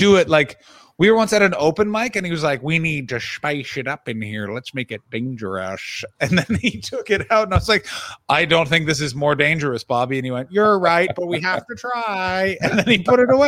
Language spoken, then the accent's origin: English; Ottawa, Ontario, Canada; broadcasting from my hometown of Ottawa, Ontario, Canada